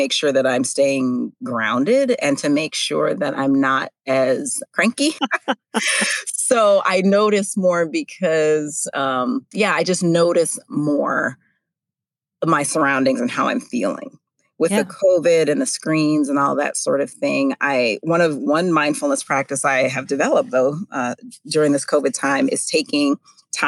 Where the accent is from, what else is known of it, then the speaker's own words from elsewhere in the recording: North Dakota, United States; I grew up actually in North Dakota